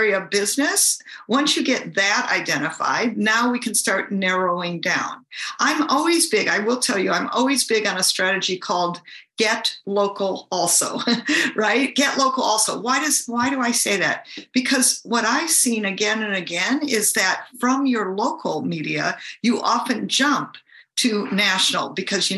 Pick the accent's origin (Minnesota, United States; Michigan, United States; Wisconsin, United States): Michigan, United States; now in California, United States; I actually live in California, but I'm from Michigan.